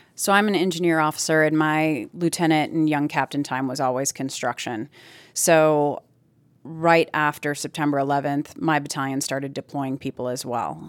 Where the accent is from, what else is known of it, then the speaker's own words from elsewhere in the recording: Plymouth, Wisconsin, United States; moved away; I'm originally from Plymouth, Wisconsin, which is a really small town.